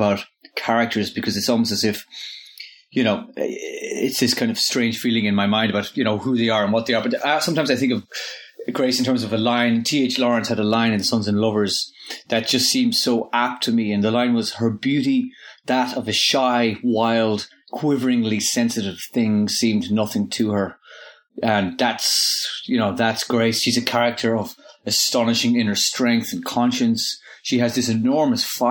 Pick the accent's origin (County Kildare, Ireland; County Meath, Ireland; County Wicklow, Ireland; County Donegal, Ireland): County Donegal, Ireland; Inishowen; I grew up in Inishowen, in North Donegal